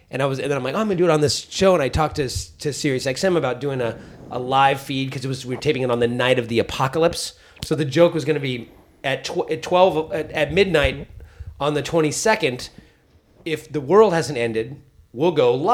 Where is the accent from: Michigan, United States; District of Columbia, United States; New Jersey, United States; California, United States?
California, United States; San Francisco; I only did a small handful of sets growing up in San Francisco.